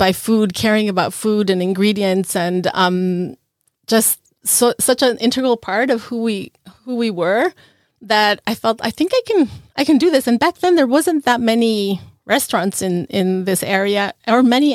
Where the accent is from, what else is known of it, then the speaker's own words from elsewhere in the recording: La Paz, Bolivia; moved away as an adult; now in Norfolk, United States; We're originally from La Paz, Bolivia.